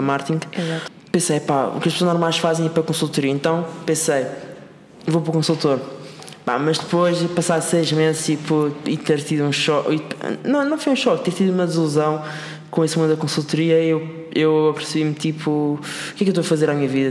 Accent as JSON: {"language": "Portuguese", "region": "Madeira", "country": "Portugal", "also_born_or_lived": "Lisbon", "moved": "as an adult", "lives_now": "Seattle, United States", "said": "eu sou da Madeira e o, meu, e, o, e, o meu, e o meu objetivo era sair da Madeira para vir para Lisboa estudar"}